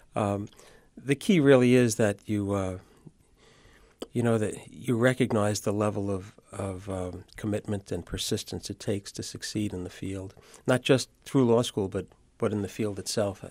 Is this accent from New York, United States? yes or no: yes; New York City, New York, United States; also born or lived in Syracuse, New York; I grew up in Brooklyn, and I attended Zavarian High School in Brooklyn